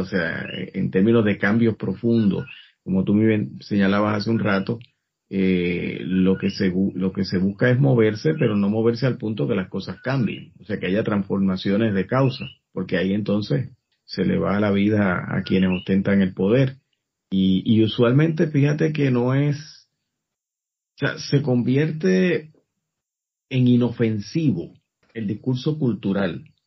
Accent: Puerto Rico

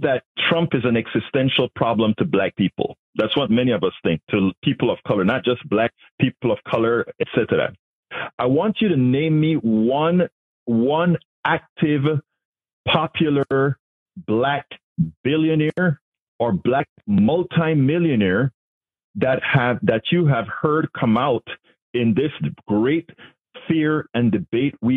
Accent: Panama; now in United States; I'm from Panama

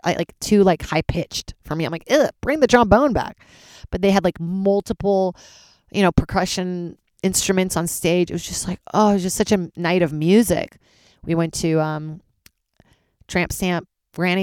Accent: Charlottesville, Virginia, United States; moved away; also born or lived in Brazil; Charlottesville, Virginia, my hometown after Brazil

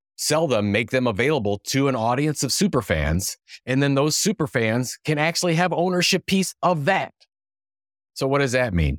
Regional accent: Cleveland, Ohio, United States; I'm from Cleveland, Cleveland, Ohio

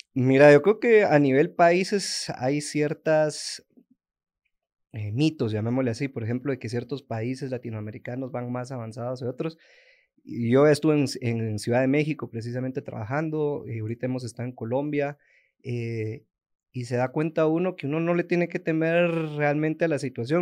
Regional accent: Guatemala; todos los emprendedores, sobre todo guatemaltecos o centroamericanos

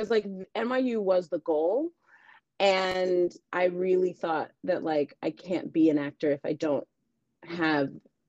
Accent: New York City, New York, United States; So to give you some of that backstory, I am from New York City.

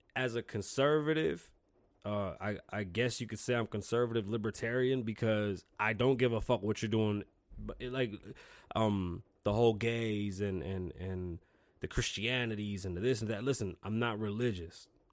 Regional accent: New York City, New York, United States; now in Las Vegas, United States; I'm from New York City. I grew up in a real melting pot.

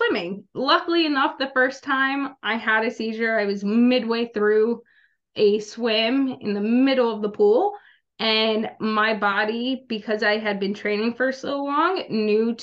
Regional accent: New Jersey, United States; also born or lived in Little Rock, Arkansas; I'm from Little Rock, Arkansas, but I grew up in South Jersey

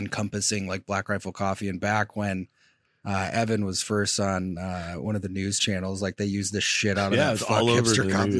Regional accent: Michigan, United States; I'm from Michigan originally.

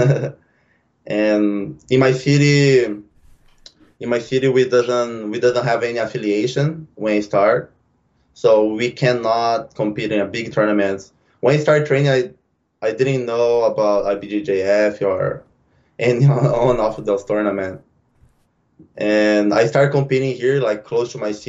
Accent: Brazil; born or raised there; moved away as an adult; now in San Diego, United States

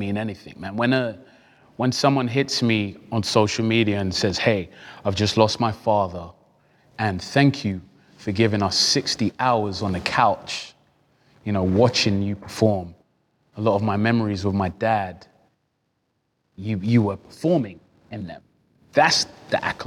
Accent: London, United Kingdom; I'm from Peckham

